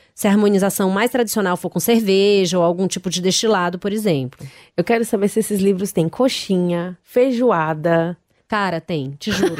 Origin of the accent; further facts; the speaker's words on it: Ceará, Brazil; come-se muito baião de dois na minha terra